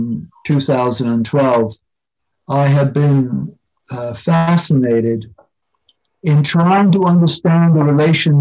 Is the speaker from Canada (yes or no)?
yes; Hamilton, Ontario, Canada; moved away as an adult; also born or lived in York, England; now in United Kingdom; I was born in Hamilton, Ontario, Canada in 1947.